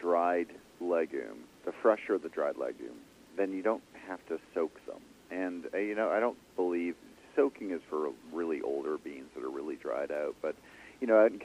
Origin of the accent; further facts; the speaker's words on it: Ottawa, Ontario, Canada; I grew up in Ottawa, Canada